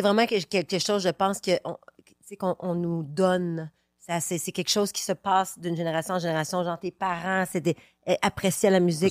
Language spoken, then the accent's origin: French; Quebec City, Quebec, Canada; now in Brooklyn, United States; je viens de Québec